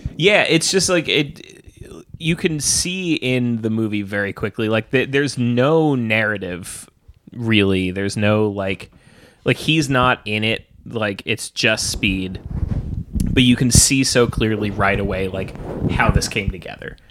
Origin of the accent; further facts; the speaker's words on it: New York, United States; as a New Yorker